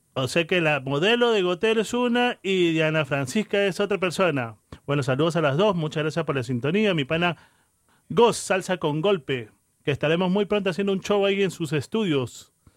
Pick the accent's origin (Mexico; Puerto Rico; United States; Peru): Peru; yo que soy peruano